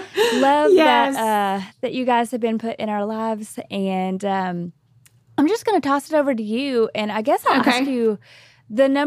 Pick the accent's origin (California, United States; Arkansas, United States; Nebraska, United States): Arkansas, United States; we're from Arkansas.